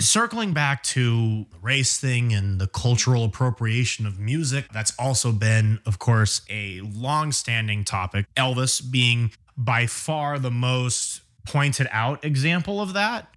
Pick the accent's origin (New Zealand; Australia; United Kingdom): United Kingdom; England; me being English